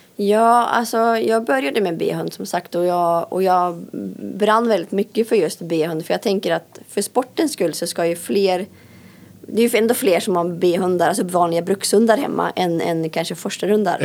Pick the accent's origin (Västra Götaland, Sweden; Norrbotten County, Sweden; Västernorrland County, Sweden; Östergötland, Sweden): Västernorrland County, Sweden; Älandsbro; moved away; jag kommer från Älandsbro. Eh, där har jag bott och växt upp.